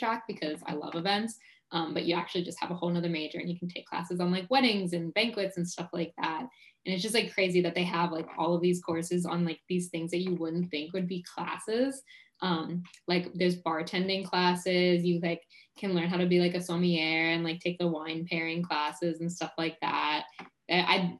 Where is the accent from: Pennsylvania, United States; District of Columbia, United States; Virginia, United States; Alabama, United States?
Pennsylvania, United States; Pittsburgh; moved away; also born or lived in Orlando, Florida; I'm originally from Pittsburgh, Pennsylvania